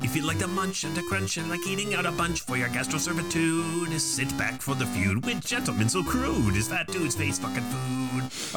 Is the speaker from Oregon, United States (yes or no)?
no; Traverse City, Michigan, United States; I'm from Traverse City